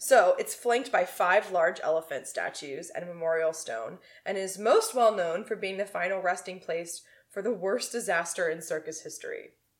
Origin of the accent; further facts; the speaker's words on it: Houston, Texas, United States; now in Chicago, United States; So, I've been showing my home state of Texas a lot of love, so I thought I should show my new home, Chicago